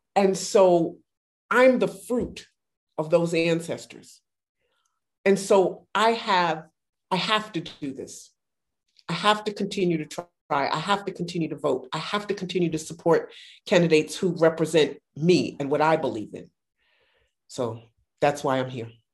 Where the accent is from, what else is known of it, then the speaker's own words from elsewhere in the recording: New York City, New York, United States; now in Atlanta, United States; I'm from Brooklyn, but I've lived here for over 30 years